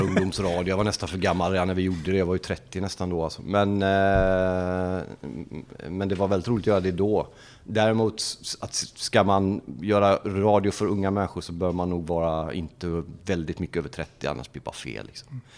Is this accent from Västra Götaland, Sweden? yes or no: yes; Gothenburg, Västra Götaland, Sweden; moved away as an adult; now in Norrköping, Sweden; uppväxt i Angered, Lövgärdet, i en förort i Göteborg. Flyttade in till stan när jag var 12